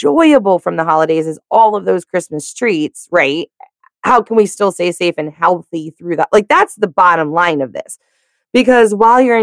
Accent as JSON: {"language": "English", "region": "the South", "country": "United States", "said": "I'm from the South"}